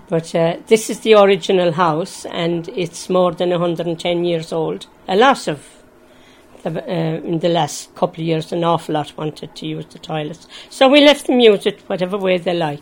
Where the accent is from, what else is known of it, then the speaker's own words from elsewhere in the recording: Limerick, Munster, Ireland; moved away as an adult; now in Kellys Cross, Ireland; I'm from Limerick